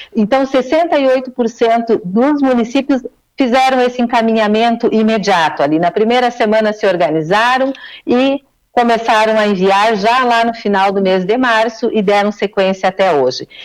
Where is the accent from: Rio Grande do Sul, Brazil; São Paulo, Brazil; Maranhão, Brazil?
Rio Grande do Sul, Brazil; Giruá; moved away as an adult; now in Porto Alegre, Brazil; Sou de, sou de Giruá, mas estou a Porto Alegre já há dois anos e meio